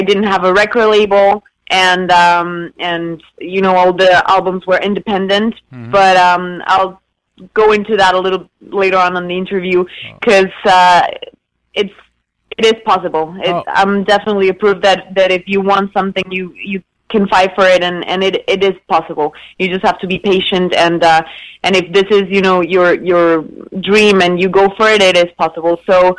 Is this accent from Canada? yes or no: yes; Canada; also born or lived in various; So, yeah, I'm half French, half Mexican. I was raised in Canada, but the British side. So I'm like a mix of everything. I've lived in a lot of places